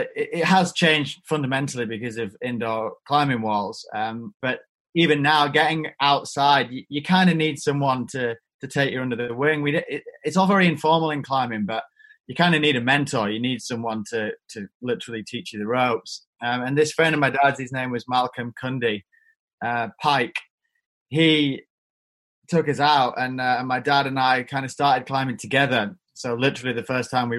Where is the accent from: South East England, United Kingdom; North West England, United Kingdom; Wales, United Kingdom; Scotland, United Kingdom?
North West England, United Kingdom; Eden Valley, Cumbria; I'm not really from the Lake District. I'm from a place called the Eden Valley, which is just outside the national park